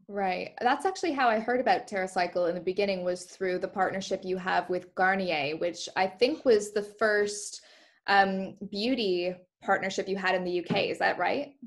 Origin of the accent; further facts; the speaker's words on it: Canada; moved away; I grew up in Canada